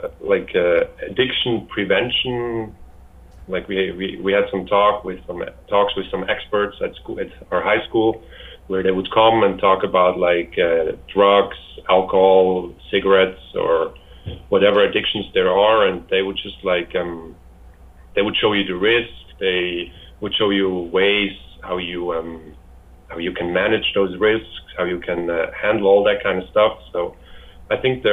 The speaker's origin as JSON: {"language": "English", "country": "Switzerland", "tie": "born or raised there", "said": "I'm from Switzerland"}